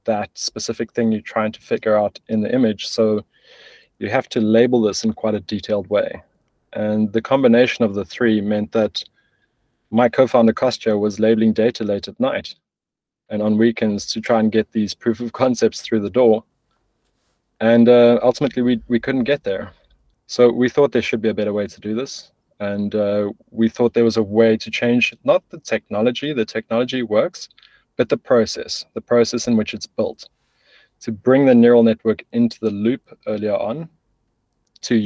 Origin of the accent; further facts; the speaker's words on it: South Africa; moved away as an adult; now in Berlin, Germany; I'm originally South African